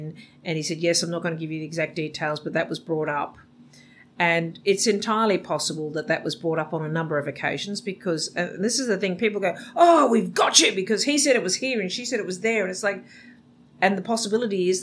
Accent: Australia

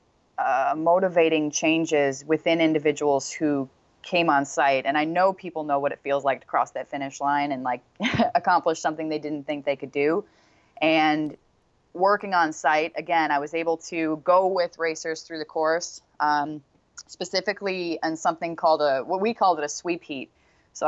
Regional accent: Portland, Oregon, United States; since I was like, I got to say 5 or 6 years old back in Portland, Oregon

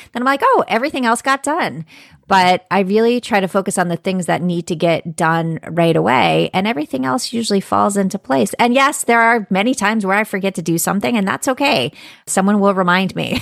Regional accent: Florida, United States; I'm from Florida

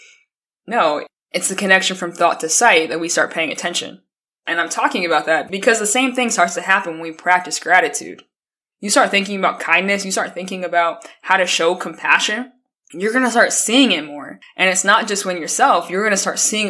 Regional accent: Colorado, United States; I'm from Colorado.

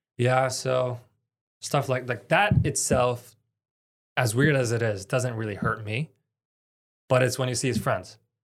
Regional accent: Canada; I'm Palestinian Canadian. My dad's Palestinian, mom is Canadian

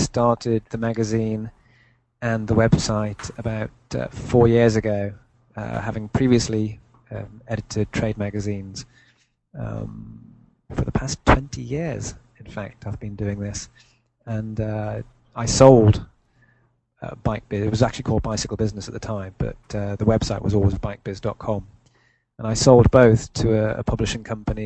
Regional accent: United Kingdom; I came back to the UK and went to university, I hooked up with a bike mag who happened to be in my hometown

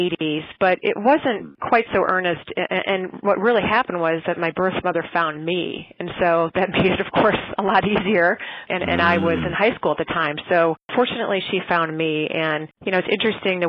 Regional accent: Racine, Wisconsin, United States; I was raised mostly in Racine, Wisconsin

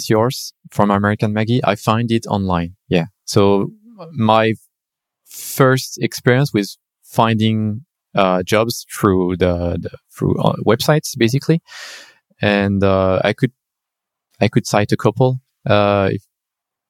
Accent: France; moved away as an adult; now in China; I come from France, I graduated in France and then I started working in France.

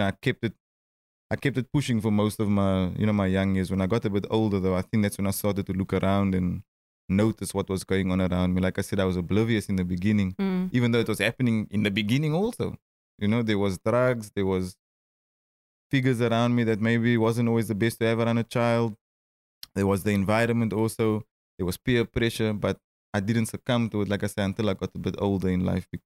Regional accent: Cape Town, Western Cape, South Africa; Growing up in Cape Town

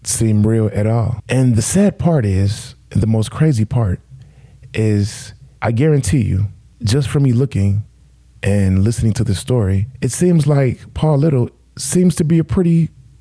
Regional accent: Midwest, United States; I'm from the Midwest

